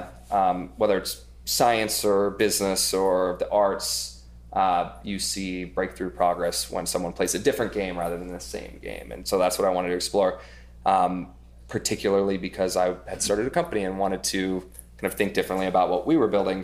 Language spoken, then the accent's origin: English; Idaho, United States; now in New York, United States; I grew up in Idaho